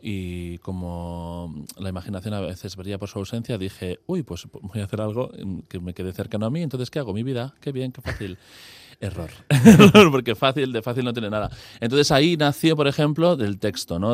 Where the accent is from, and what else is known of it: Basque Country, Spain